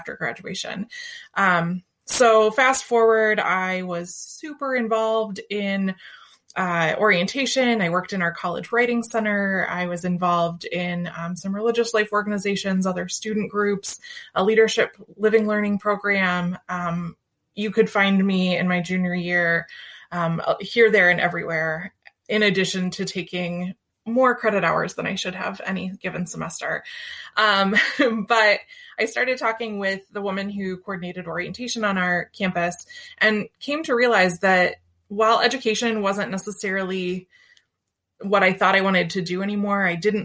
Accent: Central Ohio, United States; also born or lived in North Carolina; I'm from Central Ohio

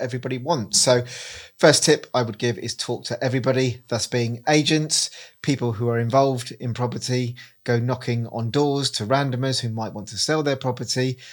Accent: Reading, South East England, United Kingdom; moved away as an adult; now in Cornwall, United Kingdom; I'm originally from Reading, moved to Cornwall nine years ago

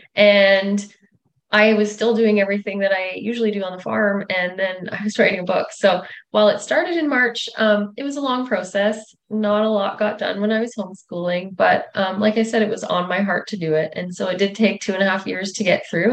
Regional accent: north of Russell, Manitoba, Canada; moved away as an adult; also born or lived in Regina, Saskatchewan; I grew up north of Russell, Manitoba

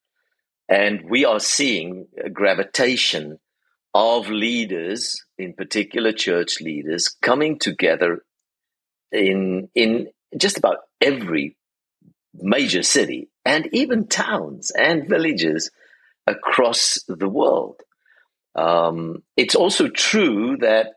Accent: South Africa; now in Charlotte, United States; being a South African

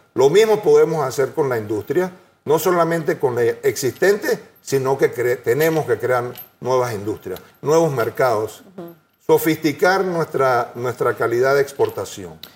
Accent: Panama; Yo soy panameño, creo en este país

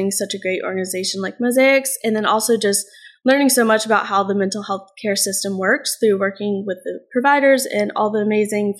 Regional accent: The Woodlands, Texas, United States; I also grew up in the Woodlands, too, so I'm here for the summer

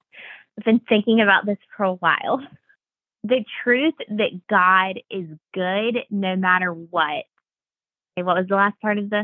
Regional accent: the Bible Belt, United States; I don't know if it was the time in which I was growing up or growing up in the Bible Belt or what it was

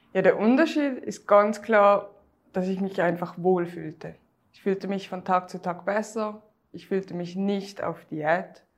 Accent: Switzerland; wie man hört, ich komme aus der Schweiz

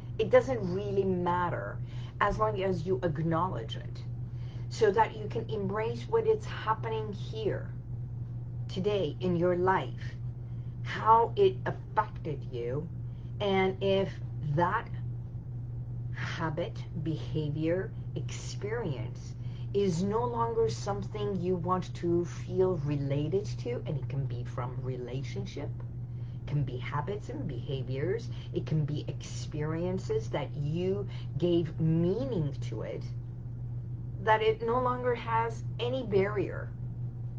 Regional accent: Tehran, Tehran Province, Iran; now in United States; I was born in Iran. So Iran, in the capital, which is Tehran

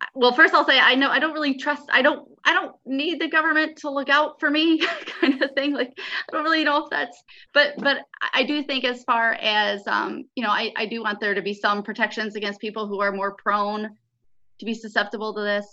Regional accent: Michigan, United States; moved away; I'm from Michigan

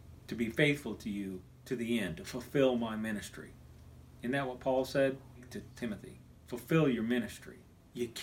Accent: Kansas, United States; moved away; also born or lived in Texas; When I was a kid growing up in Kansas

